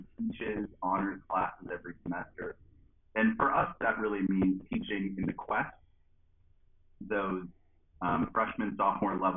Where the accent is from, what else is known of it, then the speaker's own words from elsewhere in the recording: just outside of Buffalo, New York, United States; moved away as an adult; also born or lived in Durham, North Carolina / Madison, Wisconsin; now in Starkville, United States; I am originally from just outside of Buffalo, New York, right near Niagara Falls